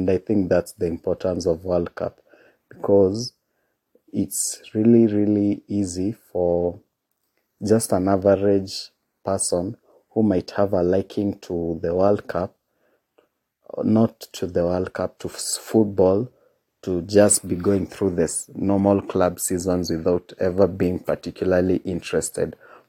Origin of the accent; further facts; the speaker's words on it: Kenya; And being a Kenyan boy, at the time we didn't get to see a lot of La Liga